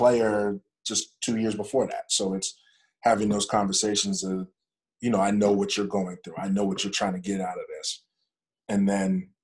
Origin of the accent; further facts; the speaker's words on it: Pittsburgh, Pennsylvania, United States; moved away; also born or lived in North Carolina; I'm from Pittsburgh